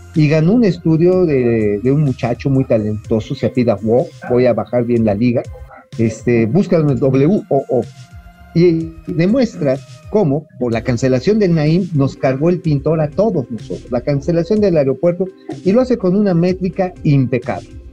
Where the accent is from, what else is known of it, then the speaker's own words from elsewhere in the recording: Tabasco, Mexico; yo sí conozco la zona, ya saben que tengo mi patria chica por allá